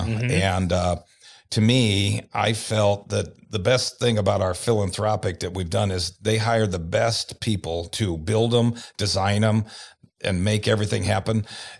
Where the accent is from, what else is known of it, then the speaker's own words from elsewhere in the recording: Omaha, Nebraska, United States; Yes, I was born right here in Omaha.